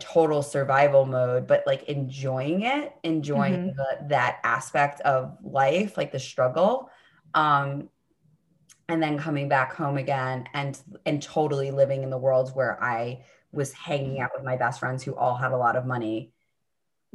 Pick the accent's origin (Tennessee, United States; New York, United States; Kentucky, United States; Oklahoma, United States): New York, United States; New York City; I grew up on the Upper East Side of Manhattan